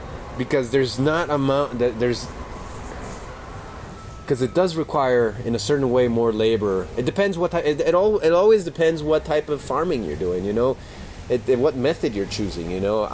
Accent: Colorado, United States; also born or lived in California; I grew up doing pot in Colorado and California and all that stuff.

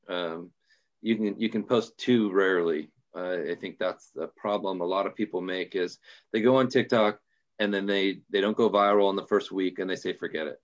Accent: Portland, Oregon, United States; I'm from Portland, Oregon, uh, the great Northwest, and, um, born and raised here

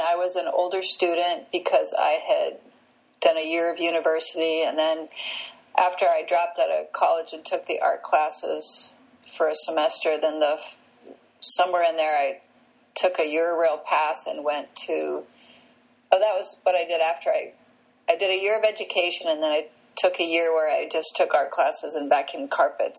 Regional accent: Canada; I grew up in Canada

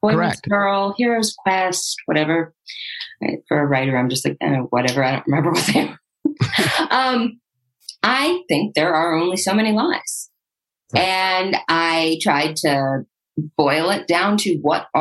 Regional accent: Santa Barbara, California, United States; I'm from Santa Barbara

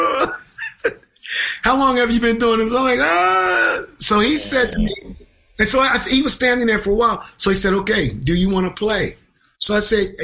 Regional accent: Twin Oaks, Pennsylvania, United States; also born or lived in Boston; now in New York City, United States; I grew up in Pennsylvania.

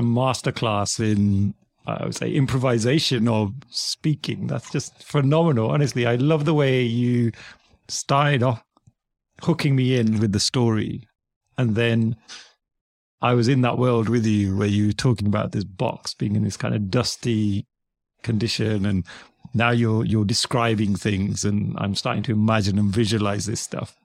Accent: United Kingdom; also born or lived in United States; as a Brit, someone in the U K

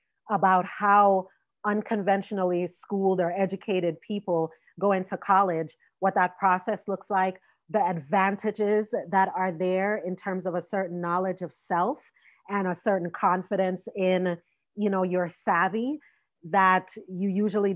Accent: Jamaica; I'm Jamaican

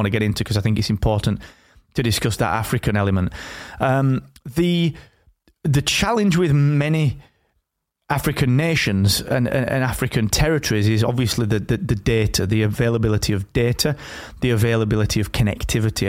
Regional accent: the north of England, United Kingdom; here in my hometown up in the north of England

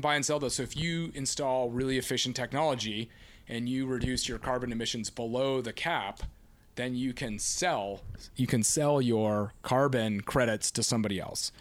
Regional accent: Laguna Beach, California, United States; I grew up here on Laguna Beach, relati-, you know, an hour south of Los Angeles

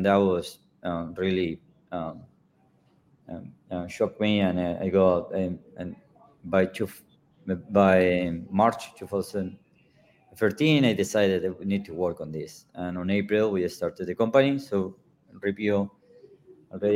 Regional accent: Patagonia, Argentina; I grew up in Patagonia, in the south of Argentina.

